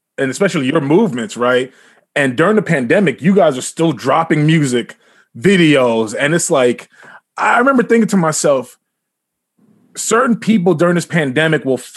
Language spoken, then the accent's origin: English; New York City, New York, United States; Queens, New York